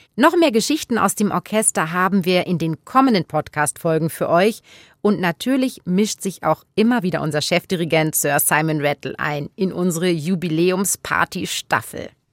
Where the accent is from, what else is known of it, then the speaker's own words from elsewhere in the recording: Saarbrücken, Saarland, Germany; moved away as an adult; also born or lived in Cologne; now in Munich, Germany; Ich komme aus der Saarbrücken äh, ich habe dort auch gelebt, in Köln studiert